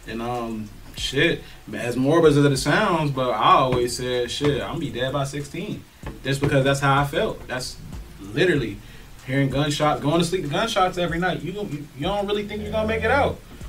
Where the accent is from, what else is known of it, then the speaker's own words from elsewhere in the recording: Union City, Georgia, United States; I grew up in Union City, like, really in the trenches of the Union City. Not the nicer parts now.